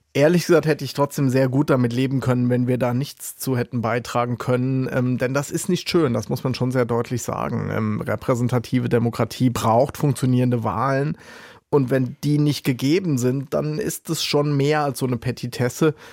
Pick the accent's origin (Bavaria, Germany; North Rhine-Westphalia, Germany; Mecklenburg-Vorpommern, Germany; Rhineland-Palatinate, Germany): Rhineland-Palatinate, Germany; Ich, ich komme ja aus Rheinland-Pfalz